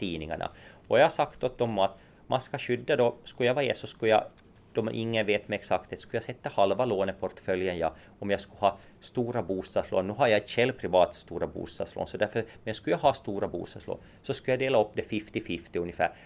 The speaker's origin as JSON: {"language": "Swedish", "town": "Nykarleby", "region": "Ostrobothnia", "country": "Finland", "tie": "born or raised there", "said": "jag är från Nykarleby ursprungligen så att, och Ytterjeppo"}